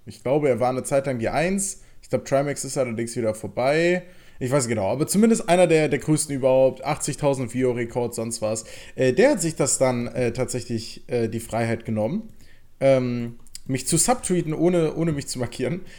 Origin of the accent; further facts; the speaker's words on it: Germany; also born or lived in Berlin; als Deutscher